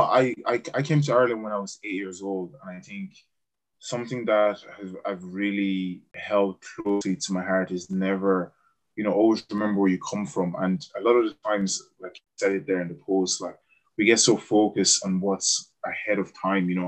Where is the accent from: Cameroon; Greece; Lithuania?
Cameroon; moved away; remembering where I came from, you know, and when I went back to Cameroon, I just went to an orphanage in my hometown where I'm from.